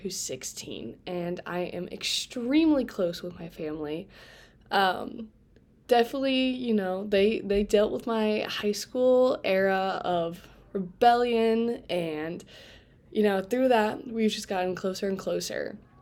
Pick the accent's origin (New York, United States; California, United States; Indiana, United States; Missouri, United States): Indiana, United States; Fort Wayne; moved away; I am from Fort Wayne, Indiana